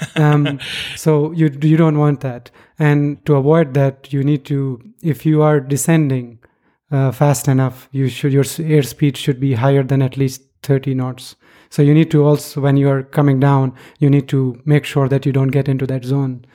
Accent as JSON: {"language": "English", "country": "Pakistan", "tie": "born or raised there", "moved": "yes", "said": "I was growing up in Pakistan"}